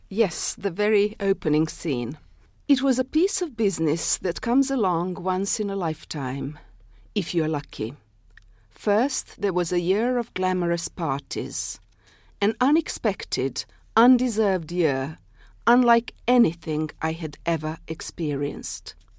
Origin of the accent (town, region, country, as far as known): Serbia; first language Serbian; English is a second language; moved away as an adult